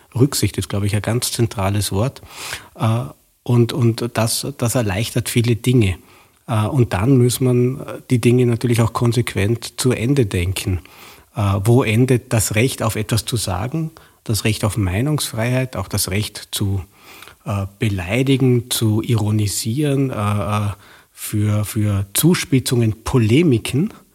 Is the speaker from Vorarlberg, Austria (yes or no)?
yes; Vorarlberg, Austria; Vorarlberger, der im bekannt liberalen Vorarlberg auch in den 70er Jahren aufgewachsen bin